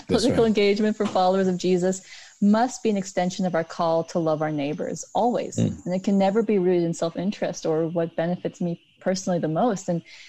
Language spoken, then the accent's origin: English; United States; It's easy for me as an Indian American